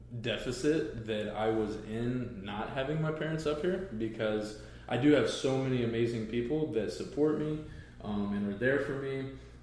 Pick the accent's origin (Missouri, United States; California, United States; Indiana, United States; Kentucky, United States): Indiana, United States; Evansville; moved away as an adult; now in Fort Wayne, United States; Indiana. My wife and I have been up here in Fort Wayne since 2016. We really like it. I'm originally from the Evansville area, so the very bottom of the state, about 5 hours south of here.